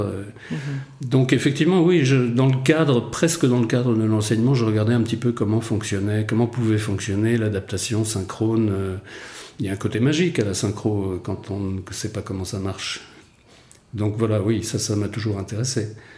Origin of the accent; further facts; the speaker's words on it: Rennes, Brittany, France; moved away as an adult; also born or lived in Paris / London; je suis breton en fait au départ, je viens de Rennes